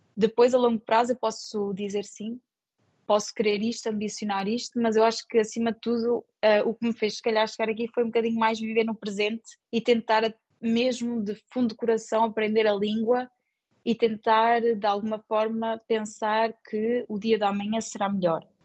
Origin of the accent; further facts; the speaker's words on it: Portugal; moved away as an adult; also born or lived in Luxembourg; now in France; nós portugueses